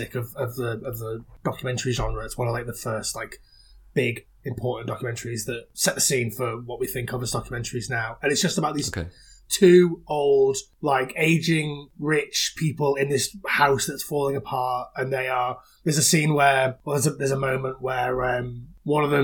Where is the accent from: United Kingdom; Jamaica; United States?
United Kingdom; Wales; I'm not a Welshman, but I grew up in Wales